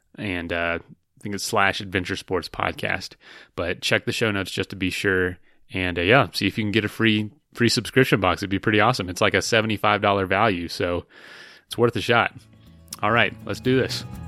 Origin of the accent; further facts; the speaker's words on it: East Coast, United States; moved away; growing up on the East Coast